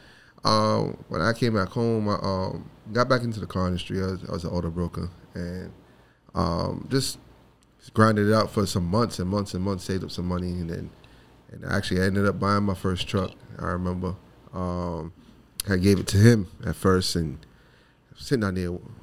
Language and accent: English; New York City, New York, United States; moved away as an adult; also born or lived in Flatbush, Brooklyn; now in Atlanta, United States; I was probably like 4 years old. We moved to East New York. Grew up in East New York. All the way till I was 19